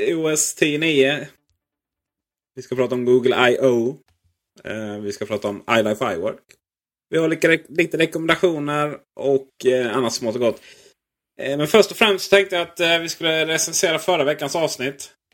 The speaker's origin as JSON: {"language": "Swedish", "region": "Blekinge", "country": "Sweden", "said": "Där jag kommer från Blekinge har vi en liten residensstad som heter Karlskrona"}